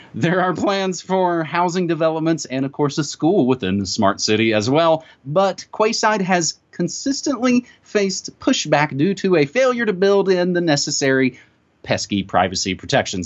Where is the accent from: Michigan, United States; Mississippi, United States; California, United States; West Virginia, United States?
West Virginia, United States; moved away; my home state of West Virginia